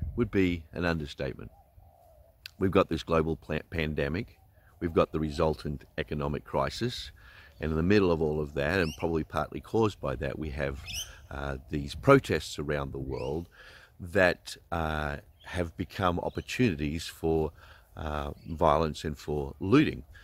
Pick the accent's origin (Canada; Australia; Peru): Australia; as an Australian